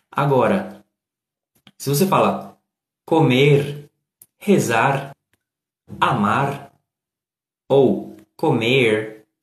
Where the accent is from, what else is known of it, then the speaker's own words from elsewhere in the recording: Northeast Region, Brazil; para mim, como eu sou nordestino, e a gente fala de um jeito mais duro, sabe?